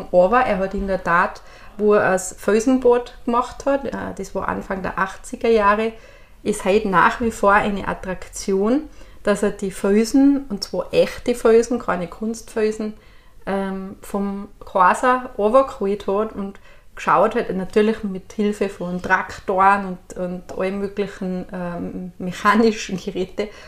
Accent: Styria, Austria; Dann sage ich, was ist das bei Steirer? Ist das Inker Wasser oder was? Dann sage ich, ganz einfach, wir sind furchtlos.

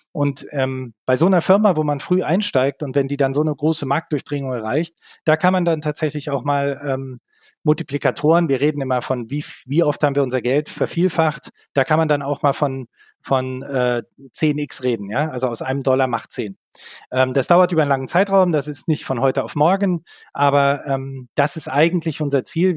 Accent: Berlin, Germany; moved away as an adult; also born or lived in Mountain View / southern Germany; ich komme aus Berlin, habe in Berlin studiert

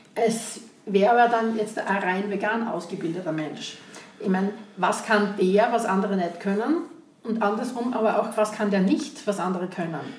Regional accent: Graz, Styria, Austria; bei uns in Graz, Umgebung, Steiermark

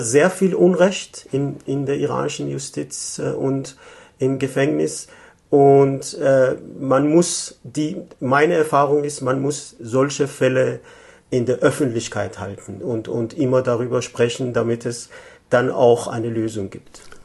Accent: Tehran, Tehran Province, Iran; moved away as an adult; also born or lived in Germany; now in Vienna, Austria; Ich komme ursprünglich aus dem Iran, war 1967 in Teheran geboren, habe in den 80er Jahren in Deutschland studiert, dann wieder im Iran gearbeitet und seit 2011 lebe ich in Wien

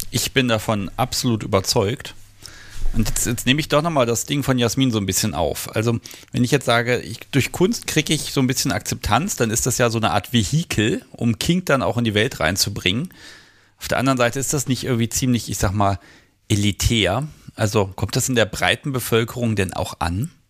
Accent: Hanover, Lower Saxony, Germany; ich bin seltener in Hannover in irgendwelchen Museen als überall anders, wo ich bin. Ne? Ich gehe meiner Heimatstadt immer nie in Museen

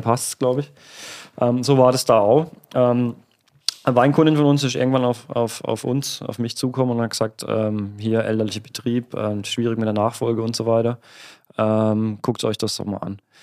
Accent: Oberbergen, Baden-Württemberg, Germany; bei uns in Oberbergen am Kaiserstuhl

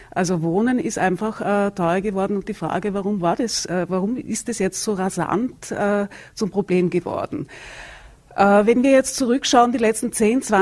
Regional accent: Vienna, Austria; Also ich komme aus Wien. Da gibt es viele Gemeindewohnungen.

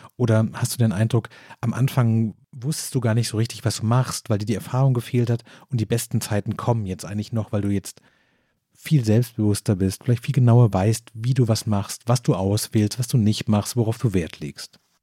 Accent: Stuttgart area, Baden-Württemberg, Germany; ich komme aus dem Großraum Stuttgart

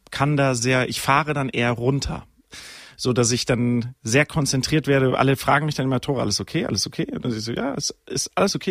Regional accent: Sauerland, North Rhine-Westphalia, Germany; ich bin ja wirklich im Sauerland aufgewachsen

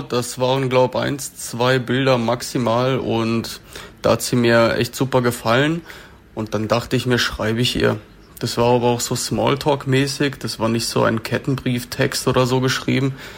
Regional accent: Freiburg, Baden-Württemberg, Germany; ich bin in Freiburg geboren und ich habe auch da ähm, 20 Jahre lang gewohnt

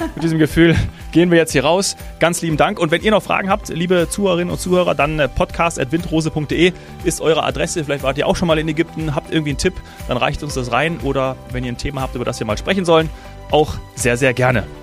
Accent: Hesse, Germany; Als gebürtiger Hesse

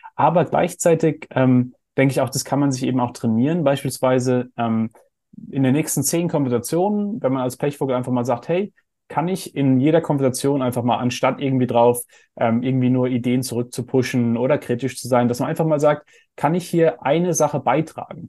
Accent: Heidelberg, Baden-Württemberg, Germany; ich bin in Heidelberg aufgewachsen, wo wir so einen Philosophenweg haben

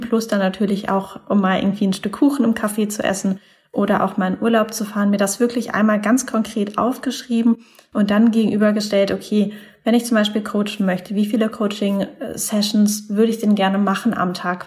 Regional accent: Mannheim, Baden-Württemberg, Germany; moved away as an adult; also born or lived in Taiwan; now in Hamburg, Germany; ich komme ursprünglich aus Mannheim da in der Ecke

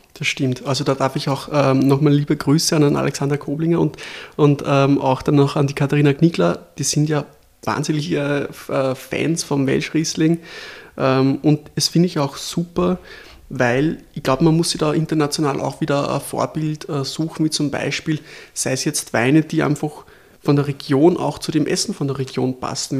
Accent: Lower Austria, Austria; als Niederösterreicher

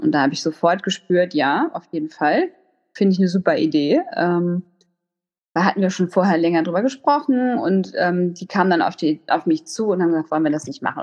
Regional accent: Hamburg, Germany; moved away as an adult; also born or lived in Freiburg; now in Lübeck, Germany; ich bin ursprünglich äh, Hamburgerin, also so Ur-Hamburgerin

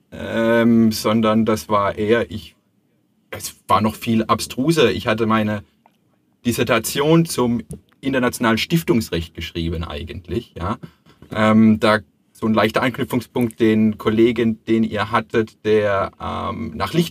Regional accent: Heilbronn, Baden-Württemberg, Germany; born there; bin äh, 40 Jahre alt, ähm, Schwabe, wie wir schon festgestellt haben, also geboren in Heilbronn.

